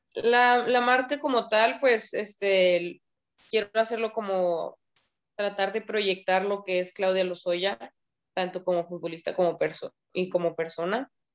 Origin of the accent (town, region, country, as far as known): Mexico